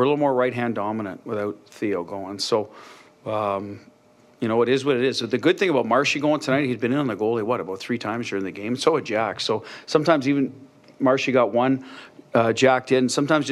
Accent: Canada; now in United States; I'm a Canadian, so I didn't grow up around guns. So when I moved to the U.S., a lot of this was new to me

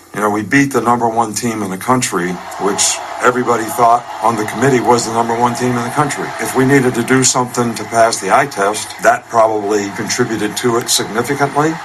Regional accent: outside Philadelphia, Pennsylvania, United States; I grew up right outside Philadelphia

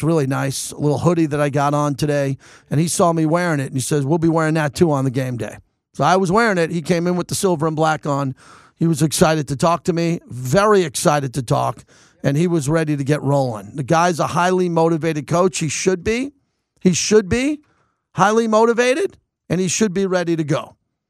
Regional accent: Long Island, New York, United States; I'm from Long Island, New York. I'm a New Yorker

